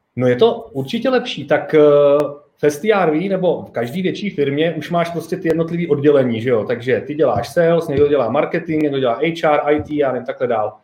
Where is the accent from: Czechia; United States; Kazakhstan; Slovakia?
Czechia; now in Prague, Czech Republic; já jsem se odstěhoval z Hradce, odkud jsem, do Prahy